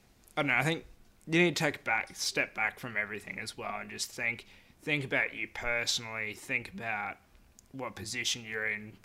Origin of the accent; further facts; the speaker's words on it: Carnarvon, Western Australia, Australia; now in Perth, Australia; as a kid growing up in Carnarvon.